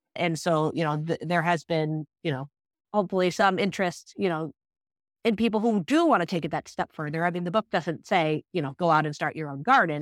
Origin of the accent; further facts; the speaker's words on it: Iowa, United States; moved away as an adult; I grew up in Iowa and then moved away, went to college